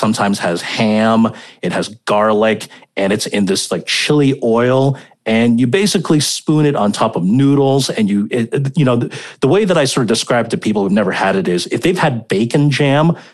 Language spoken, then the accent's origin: English; Hong Kong; if I were in Beijing and I told you about the food that I grew up eating in Hong Kong